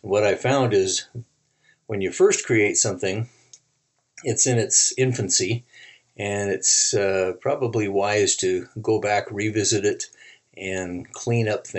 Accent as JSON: {"language": "English", "town": "Reno", "region": "Nevada", "country": "United States", "tie": "born or raised there", "said": "growing up in Reno, it was pretty common for celebrities to come through town"}